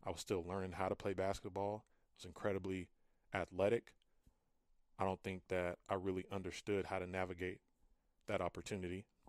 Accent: Fresno, California, United States; I'm originally from Fresno, California

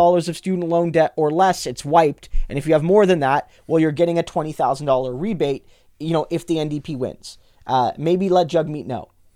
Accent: New Brunswick, Canada; I grew up in New Brunswick

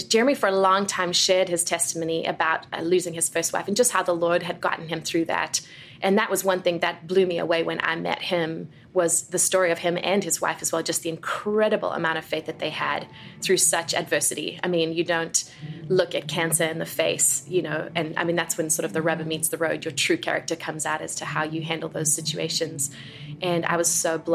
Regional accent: South Africa; moved away as an adult; now in United States; I was born and raised in South Africa

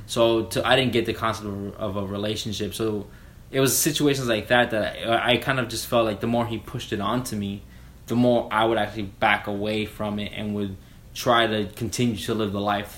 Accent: Miami, Florida, United States; moved away as an adult; now in Jacksonville, United States; I was raised in Miami, um, moved up to Jacksonville

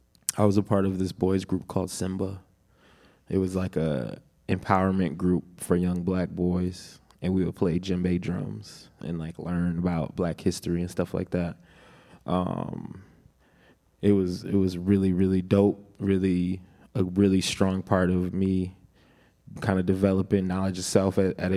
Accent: Minneapolis, Minnesota, United States; also born or lived in Atlanta, Georgia; I lived in Atlanta when I was 2 years old until I was 9 years old, and okay. then I came to Minneapolis. But I was born in Minneapolis.

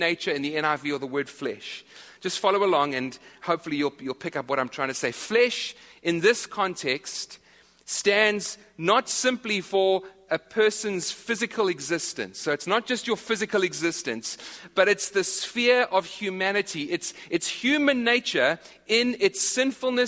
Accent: South Africa; moved away; I'm from South Africa, as are a few others in this church.

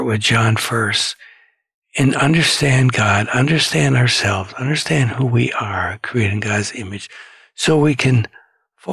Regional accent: Michigan, United States; I was from Michigan too

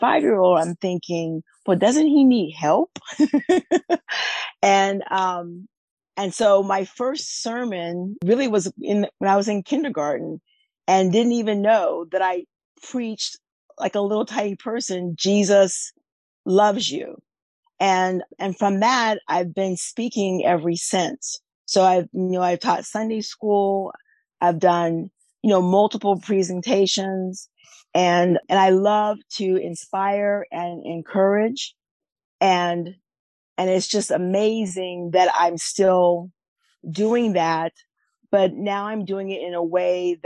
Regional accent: Northern California, United States; also born or lived in Texas / Washington; now in Mid-South, United States; I was born and raised in Northern California, and I now live in the Mid-South

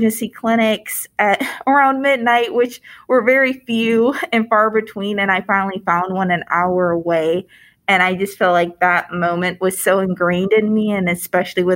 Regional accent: Detroit, Michigan, United States; moved away as an adult; now in Indiana, United States; I grew up in Michigan in the Detroit area

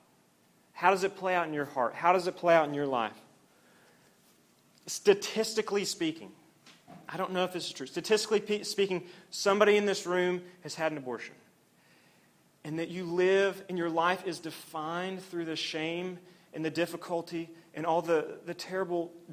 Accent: Oklahoma, United States; I grew up in Oklahoma

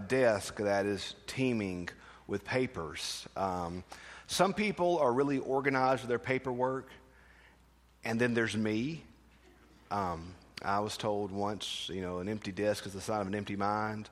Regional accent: United States; As Americans

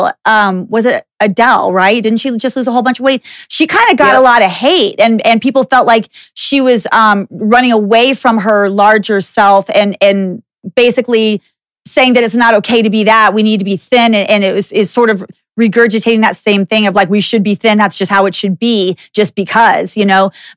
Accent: Dallas, Texas, United States; I grew up in Dallas, Texas, and I'm like little white girl in, you know, suburban Dallas

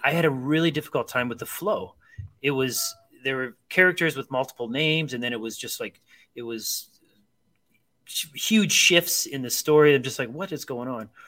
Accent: Akron, Ohio, United States; I grew up in Akron, Ohio

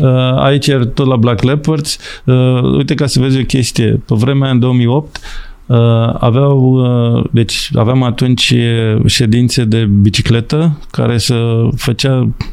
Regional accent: Romania; moved away as an adult; also born or lived in England / Ireland / Hungary / Malawi; sunt român

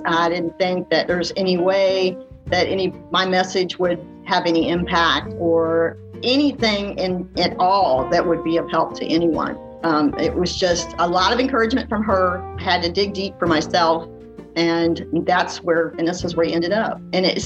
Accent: Missouri, United States; now in Pensacola, United States; I'm actually a Midwestern girl. I was born and raised in Missouri.

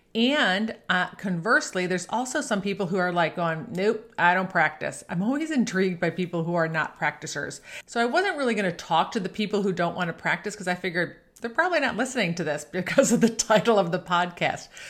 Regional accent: Buffalo, New York, United States; I grew up playing golf in Buffalo, New York

